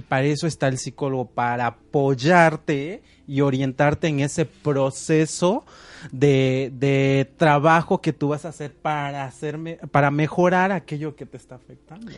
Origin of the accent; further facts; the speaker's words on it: Mexico; nosotros como mexicanos eh, siempre queremos llevar un cambio